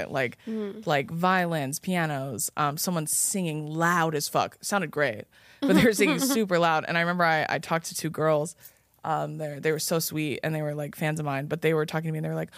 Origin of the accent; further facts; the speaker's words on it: West Coast, United States; I was born and raised on the West Coast